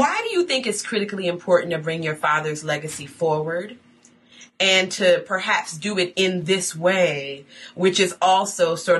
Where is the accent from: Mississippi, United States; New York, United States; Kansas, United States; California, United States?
New York, United States; Buffalo; Buffalo, New York, my hometown.